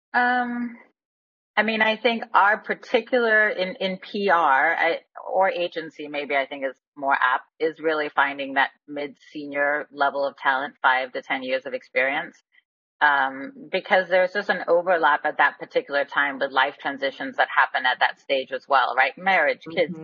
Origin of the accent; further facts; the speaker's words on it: Denmark; moved away; also born or lived in Bay Area, California, United States; I recently moved back to Copenhagen, Denmark. I'm from Denmark originally. So after 27 years in the Bay Area, I'm back in frosty, wintry Denmark.